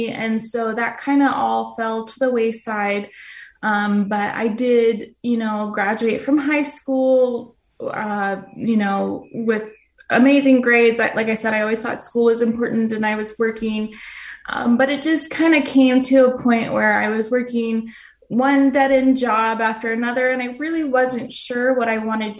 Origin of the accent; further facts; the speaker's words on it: Phoenix, Arizona, United States; I was born and raised here in Phoenix, Arizona.